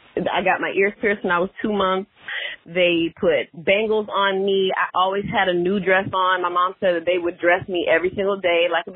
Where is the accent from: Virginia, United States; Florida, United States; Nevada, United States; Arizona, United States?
Florida, United States; Orlando; I'm from Orlando